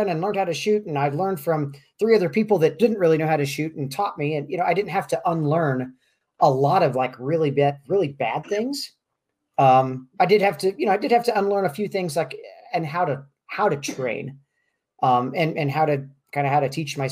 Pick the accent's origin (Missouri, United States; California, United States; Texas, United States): Missouri, United States; Kansas City; moved away as an adult; now in Albuquerque, United States; born and raised in Kansas City, Missouri, and lived here, lived in Kansas City all the way up till about a year and a half ago now